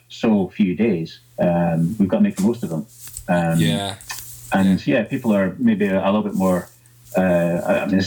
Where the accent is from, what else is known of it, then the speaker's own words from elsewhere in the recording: Central Belt, Scotland, United Kingdom; also born or lived in France; I'm from the Central Belt, so I'm a lowlander